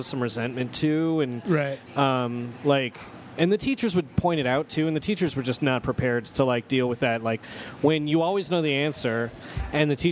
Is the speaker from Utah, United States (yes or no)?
yes; Utah, United States; I was growing up in Utah County.